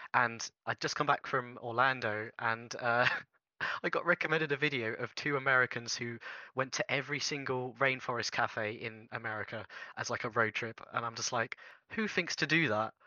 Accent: United Kingdom; I'm British

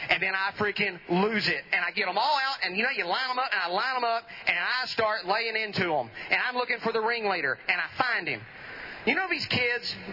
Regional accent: Edom, Texas, United States; Edom, the beautiful part of Van Zandt County.

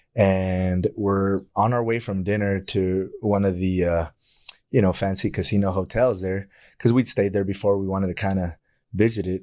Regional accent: El Paso, Texas, United States; I grew up in El Paso

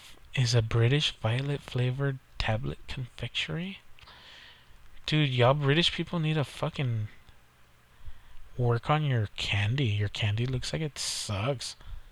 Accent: Texas, United States; I'm from Texas, dude. We don't have fucking berries down here.

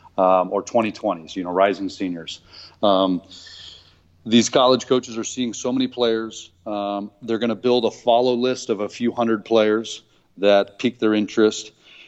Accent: Naples, Campania, Italy; born there; also born or lived in Seoul, Korea / Newport, Rhode Island / Long Beach, California / San Diego, California; So we traveled kind of the world, you know, and Italy was where I was born in Napoli, Pozzuoli. No, I'm not actually of Italian descent, just by birth. And lived in Seoul, Korea, lived in Newport, Rhode Island, lived in Long Beach, California, lived in San Diego

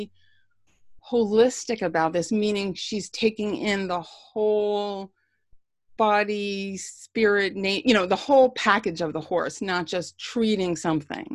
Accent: Long Island, New York, United States; also born or lived in Bronx, New York; I grew up on Long Island

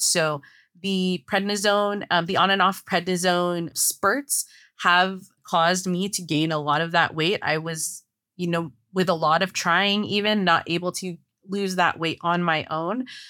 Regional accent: San Francisco Bay Area, California, United States; moved away as an adult; now in Los Angeles, United States; We're originally from San Francisco Bay Area in California, but we live more in Los Angeles

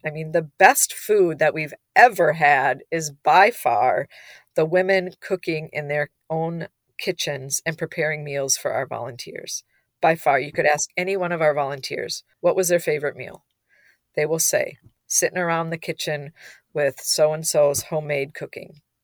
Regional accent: Minnesota, United States; we're from Minnesota

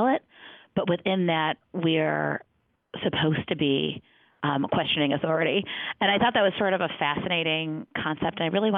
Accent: Detroit, Michigan, United States; I am from the Detroit area. I grew up in a suburb outside of Detroit

